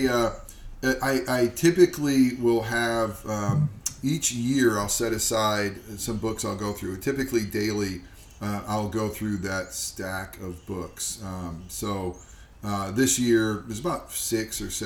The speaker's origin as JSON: {"language": "English", "region": "Upstate New York", "country": "United States", "said": "Upstate New York, actually"}